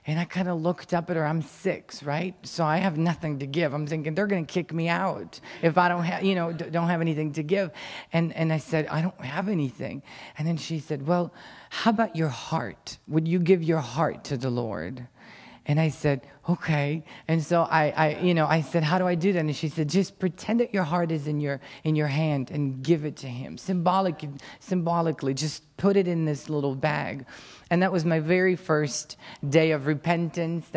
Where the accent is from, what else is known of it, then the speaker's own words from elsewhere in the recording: Ukraine; English is a second language; I'm Ukrainian, I was born in Ukraine, raised in Ukraine, and lived there my whole life.